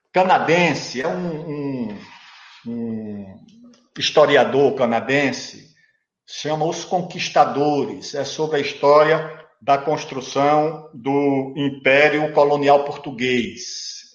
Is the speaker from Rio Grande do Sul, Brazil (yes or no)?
no; interior of Alagoas, Brazil; sou do interior de Alagoas